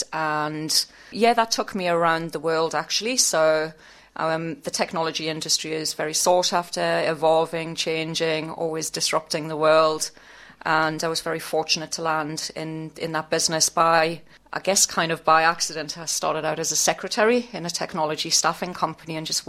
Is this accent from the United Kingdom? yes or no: yes; Newcastle upon Tyne, North East England, United Kingdom; moved away as an adult; also born or lived in South Africa / Scotland; now in Australia; I lived in Newcastle for all of my childhood